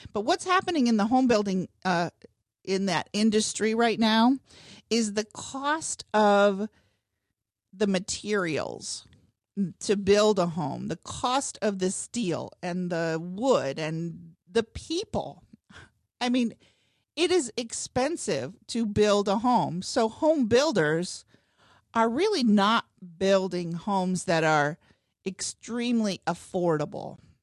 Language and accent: English; Northwest Ohio, United States; moved away as an adult; now in Cincinnati, United States; I grew up in Northwest Ohio